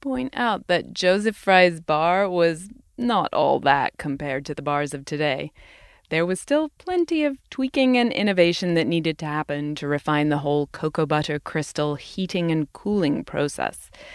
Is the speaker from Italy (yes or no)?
no; United Kingdom; As a Brit